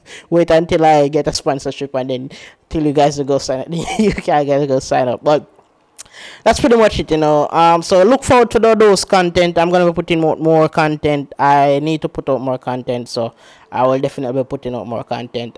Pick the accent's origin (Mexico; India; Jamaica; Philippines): Jamaica; I'm from Jamaica